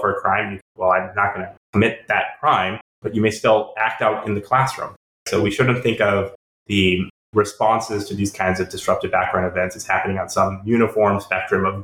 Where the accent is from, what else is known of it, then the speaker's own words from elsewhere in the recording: North Carolina, United States; my home state, North Carolina